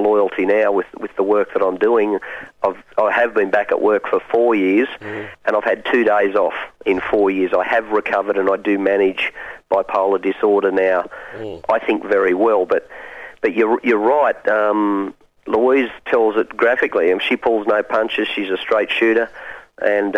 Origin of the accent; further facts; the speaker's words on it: Hunter Valley, New South Wales, Australia; I grew up on a dairy farm in the Hunter Valley